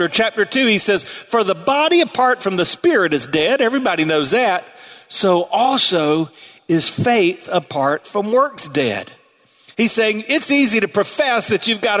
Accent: South Carolina, United States; the water moccasins I grew up around in South Carolina

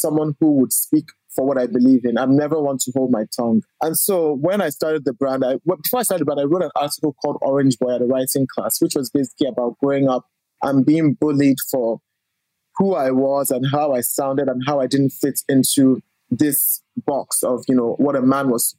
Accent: Lagos, Nigeria; I grew up in Lagos, Nigeria.

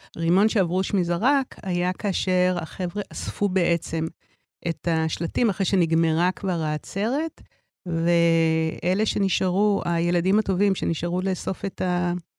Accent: Tel Aviv, Tel Aviv District, Israel; אני גדלתי בתל אביב

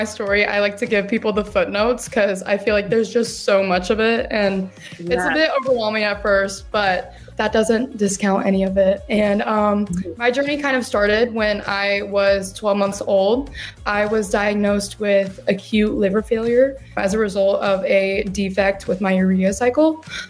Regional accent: Decatur, Georgia, United States; also born or lived in Jefferson, Georgia / Milledgeville, Georgia; I grew up in Decatur, Georgia. And then we moved to Jefferson, Georgia, where we live now. And then I moved to college.

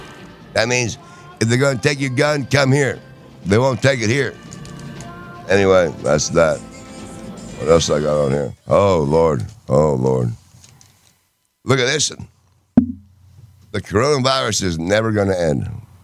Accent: England, United Kingdom; I'm from England.

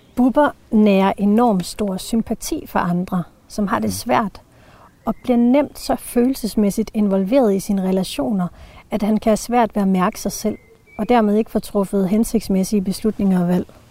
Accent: Jutland, Denmark; kommer jeg fra Jylland

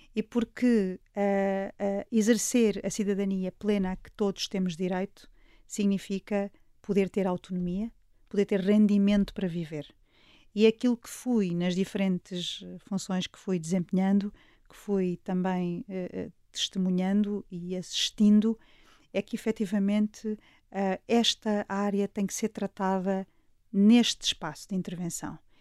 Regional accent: Alpiarça, Santarém District, Portugal; a minha terra, onde nasci e sempre vivi

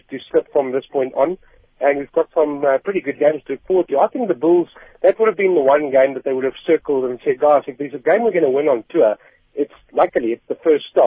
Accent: South Africa; us as South African rugby fans

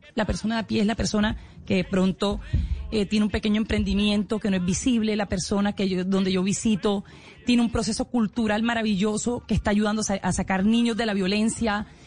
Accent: Colombia; todos somos colombianos

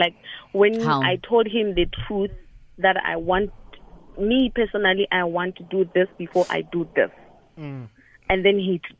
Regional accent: Limpopo, South Africa; I'm from Limpopo.

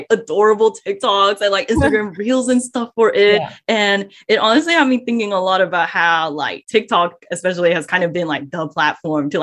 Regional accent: Malaysia; now in Melbourne, Australia; I'm Malaysian as well

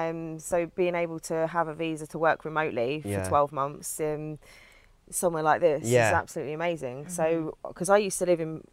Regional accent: London, United Kingdom; when I was growing up in London.

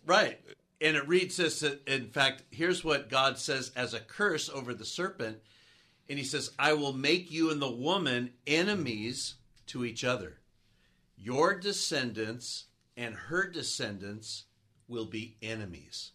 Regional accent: San Gabriel area, California, United States; also born or lived in Oregon / North Carolina; I grew up in the San Gabriel area. having moved down from Oregon when I was young, and getting to be back in the area where I grew up

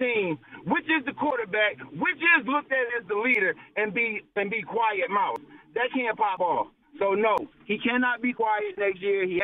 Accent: Philadelphia, Pennsylvania, United States; also born or lived in North Carolina; Like I was born in Garrettsburg, North Carolina, population 500, but I was raised in Philly.

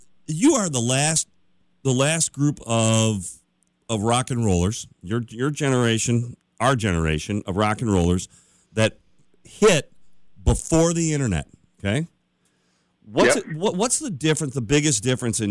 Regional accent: Chicago, Illinois, United States; I grew up in Chicago

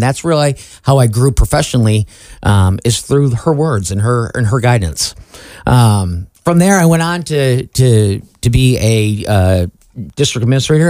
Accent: Jackson, Michigan, United States; moved away as an adult; also born or lived in Kalamazoo, Michigan / South Carolina; I grew up in the city of Jackson, Michigan. Born, raised there, went to high school, graduated, and then I moved on to Kalamazoo, where I went to school at Western Michigan University

